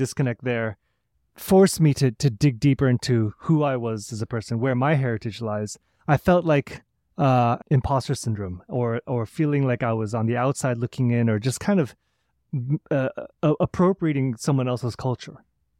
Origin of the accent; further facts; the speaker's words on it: St. Louis, Missouri, United States; So I grew up in St. Louis playing classical flute, having parents both in the St. Louis Symphony Orchestra, and really being immersed in that through high school.